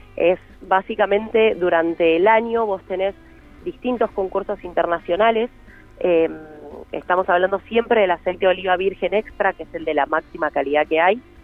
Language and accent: Spanish; Buenos Aires, Argentina; moved away as an adult; now in Mendoza, Argentina; yo soy de Buenos Aires y vine tres meses y me terminé quedando un par de años hace que estoy acá